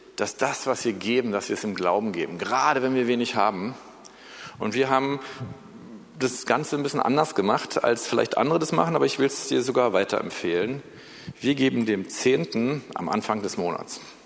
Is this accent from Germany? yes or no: yes; Germany; also born or lived in United States; Wir sollen als Deutsche